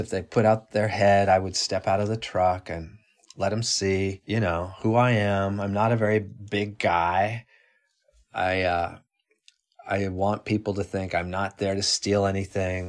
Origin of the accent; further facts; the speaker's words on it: Colorado, United States; now in New York City, United States; I'm from Colorado originally and, um, have lived in New York City for twenty-five years or so